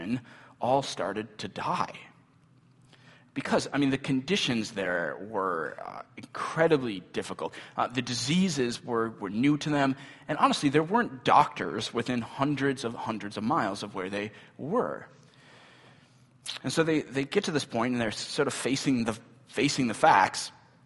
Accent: Midwest, United States; Midwestern American Christians

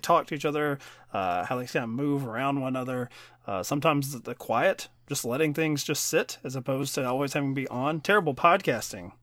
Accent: Kentucky, United States; born or raised there

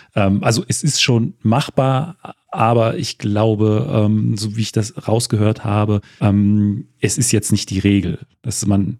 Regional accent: Wolfen, Saxony-Anhalt, Germany; Ich, ich komme aus, äh, ursprünglich aus Wolfen

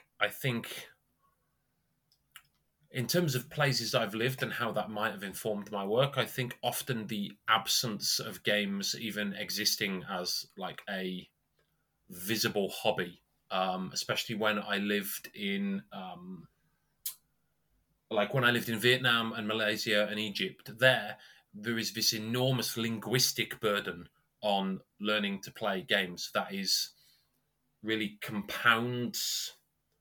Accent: Chester, North West England, United Kingdom; also born or lived in North Wales; A mix of North Wales and Chester, where I live now via a circuitous route

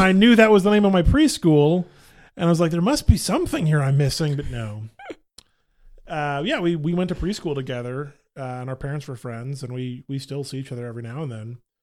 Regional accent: Dallas, Texas, United States; I grew up in Dallas

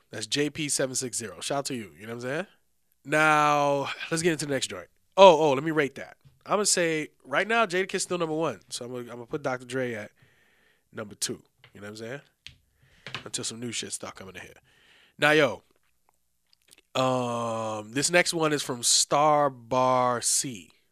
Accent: New York City, New York, United States; we all from the Bronx, you know what I'm saying? We grew up in the Bronx in a certain time era

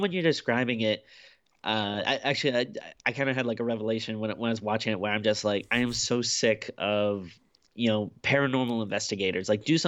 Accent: Glasgow, Scotland, United Kingdom; my hometown of Glasgow is always nice to see.

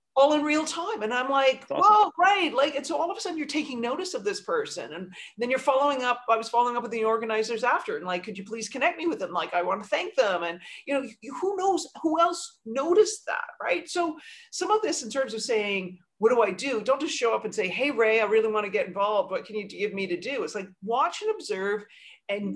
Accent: Canada; now in New York, United States; I'm Canadian too

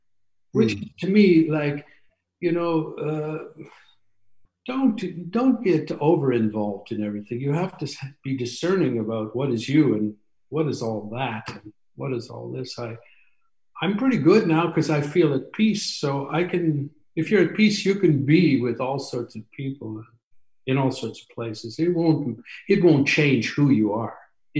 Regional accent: England, United Kingdom; also born or lived in Canada; I actually came back to England instead of Canada because I'm also English.

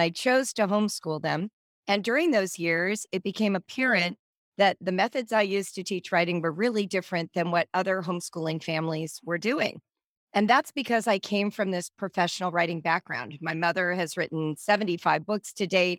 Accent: Southern California, United States; also born or lived in Central Africa / North Africa; I grew up in Southern California.

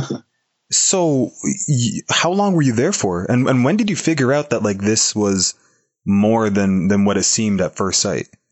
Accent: Toronto, Ontario, Canada; my hometown of Toronto, Canada

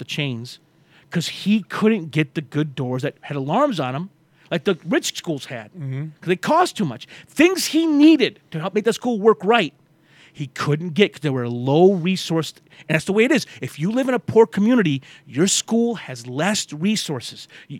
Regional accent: Flint, Michigan, United States; also born or lived in Waterford, Michigan; When we moved from Flint to Waterford

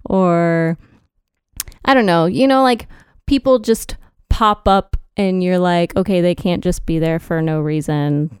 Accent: Texas, United States; proud to be a Texan.

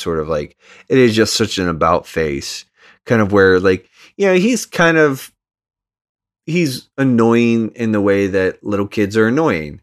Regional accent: United States; I'm just American

